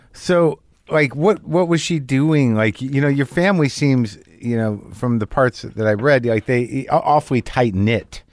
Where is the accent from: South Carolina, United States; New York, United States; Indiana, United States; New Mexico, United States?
New Mexico, United States; Albuquerque; moved away; I grew up in Albuquerque